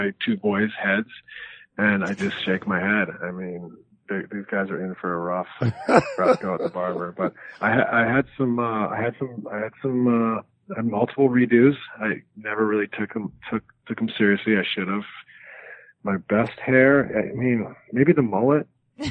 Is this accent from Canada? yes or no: yes; West Coast of Canada, British Columbia, Canada; I growing up on the West Coast of Canada